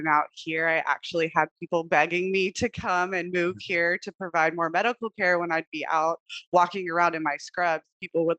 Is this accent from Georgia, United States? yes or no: no; Texas, United States; moved away as an adult; now in Hawaii, United States; I'm actually originally from Texas. I did all my schooling out there